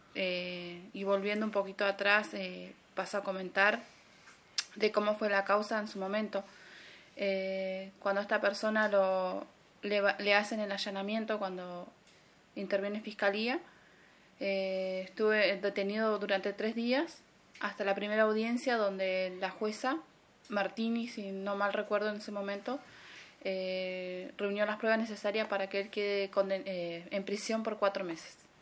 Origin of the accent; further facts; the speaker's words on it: El Bolsón, Río Negro, Argentina; soy de acá de Bolsón, Río Negro, Argentina